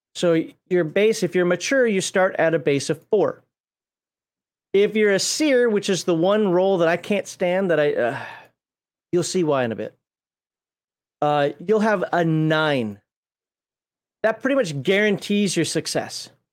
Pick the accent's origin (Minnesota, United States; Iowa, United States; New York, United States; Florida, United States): Minnesota, United States; I'm from Minnesota